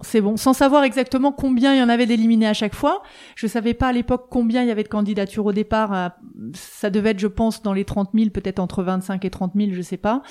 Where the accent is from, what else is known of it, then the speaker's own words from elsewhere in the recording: eastern France, France; now in Vannes, France; j'habite à Vannes depuis 20 euh, ans, mais je suis originaire de l'Est de la France